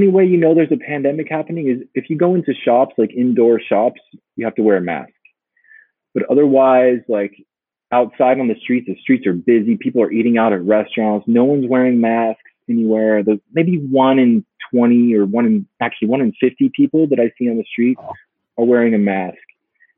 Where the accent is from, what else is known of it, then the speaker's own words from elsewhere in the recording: United States; also born or lived in Peru; now in Berlin, Germany; I'm American